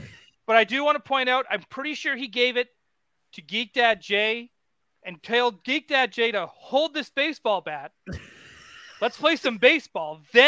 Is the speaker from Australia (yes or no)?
no; Canada; So now I'm paying the price by being a Canadian.